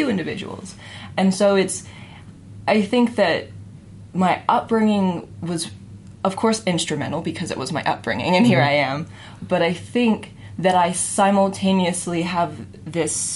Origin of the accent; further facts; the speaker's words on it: Forsyth County, metro Atlanta, Georgia, United States; moved away as an adult; now in Salt Lake City, United States; I was metro Atlanta. I was the epitome of the suburbs.